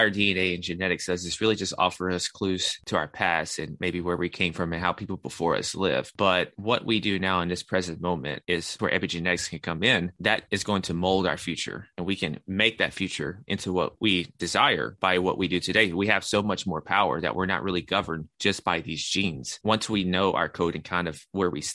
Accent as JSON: {"language": "English", "town": "Nashville", "region": "Tennessee", "country": "United States", "also_born_or_lived": "New York", "said": "I'm from Nashville, Tennessee. That's where I'm currently located."}